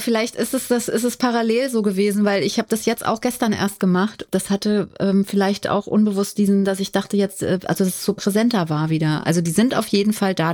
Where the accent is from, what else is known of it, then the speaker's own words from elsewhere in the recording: Limburg, Hesse, Germany; now in Berlin, Germany; Ich bin ja in Limburg aufgewachsen